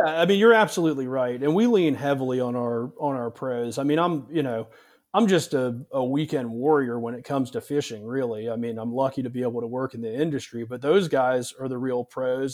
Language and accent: English; Charleston, South Carolina, United States; I grew up here in South Carolina in the Charleston area